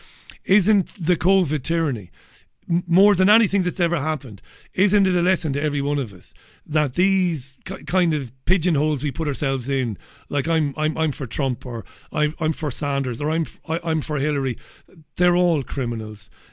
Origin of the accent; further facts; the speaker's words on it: Waterford, Munster, Ireland; now in England, United Kingdom; I grew up in Waterford in Ireland